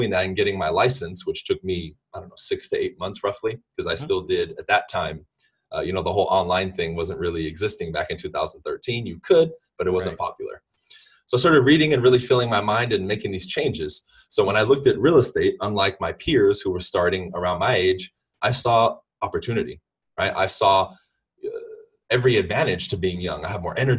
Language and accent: English; Los Angeles, California, United States; I'm originally from Southern California. I pretty much lived in the LA area and around it my whole life